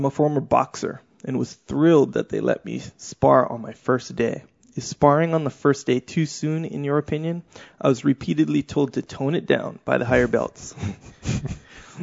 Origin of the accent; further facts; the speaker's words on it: Kauai, Hawaii, United States; I come from Kauai